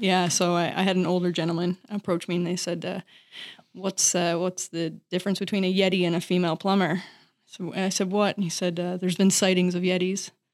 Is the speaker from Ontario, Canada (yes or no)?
no; Newfoundland and Labrador, Canada; I'm from Newfoundland, Canada.